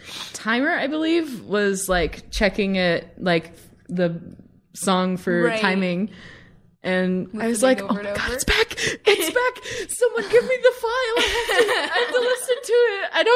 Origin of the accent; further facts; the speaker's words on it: Somerset, Kentucky, United States; moved away as an adult; now in Los Angeles, United States; I am from Central Kentucky. I am from Somerset.